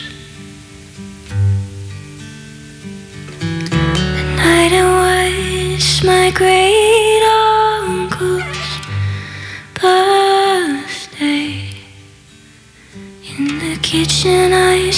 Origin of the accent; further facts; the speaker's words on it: Connemara, Connacht, Ireland; also born or lived in Berlin; now in Galway, Ireland; I'm a musician from Galway. I grew up in Connemara